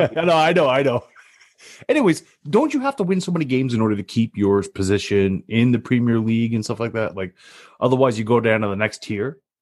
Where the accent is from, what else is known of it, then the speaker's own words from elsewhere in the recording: Canada; being Canadian